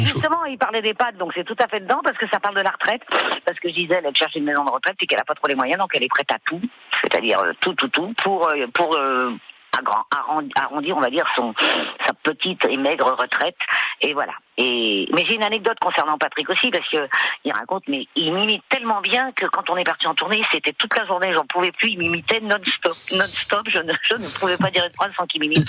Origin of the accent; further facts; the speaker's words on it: Valréas, Provence-Alpes-Côte d'Azur, France; moved away; je suis de Valréas, qui est dans l'enclave des Papes. Donc, effectivement, euh, voilà, j'ai passé, j'ai baigné un peu ma petite enfance là